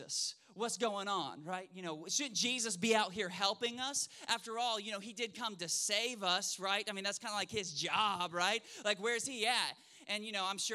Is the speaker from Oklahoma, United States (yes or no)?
yes; Oklahoma, United States; also born or lived in Spokane, Washington; now in Shreveport, United States; I grew up in Oklahoma, city boy through and through